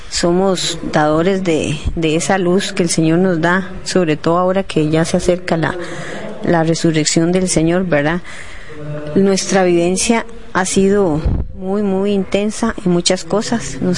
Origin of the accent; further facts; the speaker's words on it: Cartago, Costa Rica; somos de Cartago, pertenecemos a la diócesis de Cartago